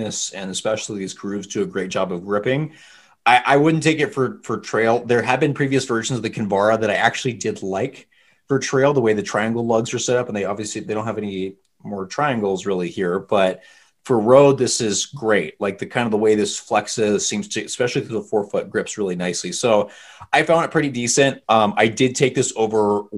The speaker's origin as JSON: {"language": "English", "town": "Portland", "country": "United States", "said": "we're from Portland where we don't get a lot of snow, but we get a ton of ice every single year"}